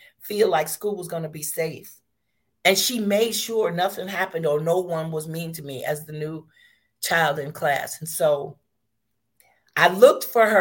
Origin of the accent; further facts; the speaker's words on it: Chicago, Illinois, United States; also born or lived in Panama / Texas; find his way to Chicago and make sure that I was able to go to schools where I would get a good education